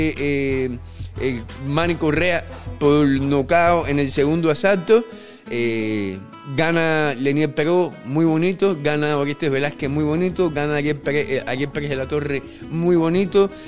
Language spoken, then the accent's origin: Spanish; Regla, Havana, Cuba; now in -; A mí me encantaba Alamar, yo soy de regla sí, pero en, la nada más que había gente fea